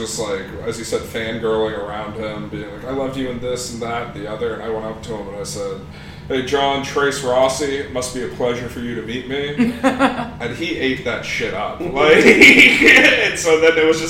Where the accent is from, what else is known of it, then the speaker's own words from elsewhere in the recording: Park City, Utah, United States; I grew up in Park City, Utah